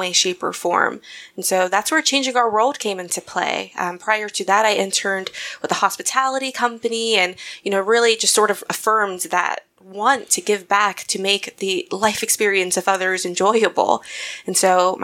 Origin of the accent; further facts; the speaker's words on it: Decatur, Georgia, United States; moved away as an adult; also born or lived in New York; I'm from Georgia. So from the South.